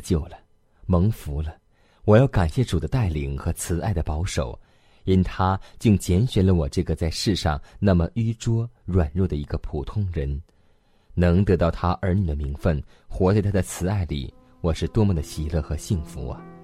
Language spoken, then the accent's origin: Chinese; Northeast China, China; moved away as an adult; 我出生于东北，大学毕业后到西北工作